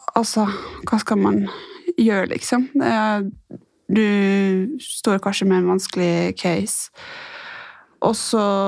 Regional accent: Ålesund, Møre og Romsdal, Norway; moved away as an adult; now in Oslo, Norway; Jeg er fra Ålesund. Eh, Flytta til Oslo i 2017

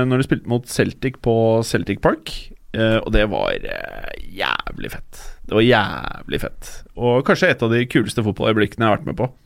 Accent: Oslo, Norway; Jeg er fra Oslo, 35 år, ja.

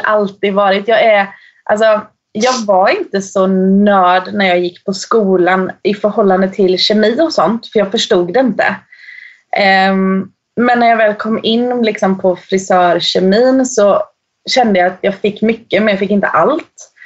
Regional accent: Eksjö, Jönköping County, Sweden; moved away as an adult; now in Norway; jag kommer från en liten by i södra Småland, som, eller i Småland som heter Eksjö

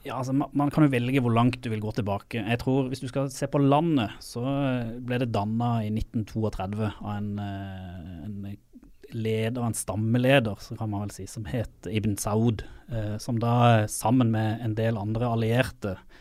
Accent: Sørlandet, Norway; also born or lived in Saudi Arabia; Jeg er jo sørlending

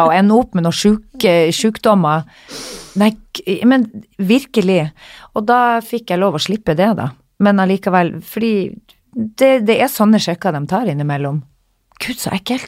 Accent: Northern Norway, Norway; moved away; also born or lived in London; når jeg var hjemme i Nord-Norge

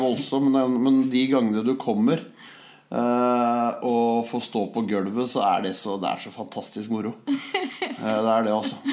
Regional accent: Holmestrand, Vestfold, Norway; moved away; also born or lived in Hamar; Jeg er født og vokst i Holmestrand

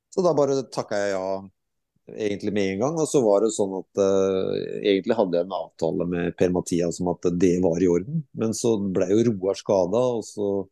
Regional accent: Skotfoss, Telemark, Norway; moved away as an adult; also born or lived in Japan / Skien; Skottfoss er jo selvfølgelig hjemstedet mitt

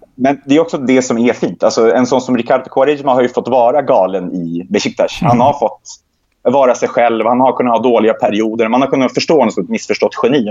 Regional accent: Sweden; Jag är inte uppvuxen i Gaza, vi är uppvuxen i, i Sverige

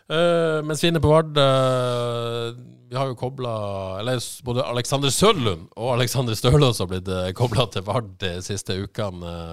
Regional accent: Haugesund, Rogaland, Norway; jeg spilte jo litt med, med Dion i oppveksten på Eterfjellbanen uh, i Haugesund.

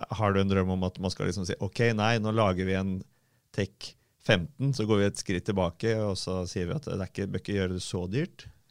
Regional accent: Fredrikstad, Østfold, Norway; både du og jeg har vokst opp på Selbakk

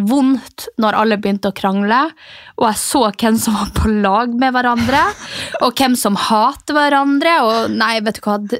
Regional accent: Mehamn, Finnmark, Norway; born or raised there; now in Oslo, Norway

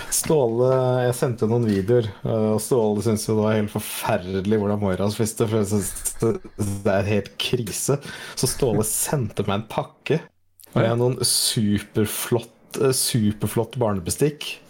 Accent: Saltdal, Nordland, Norway; jeg kommer jo fra Saltdalen, så jeg er jo liksom mm. 25 nordlending, nesten.

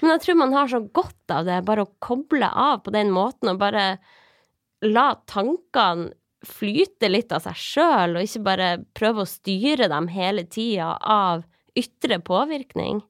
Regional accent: Norway; Vi er jo norsk

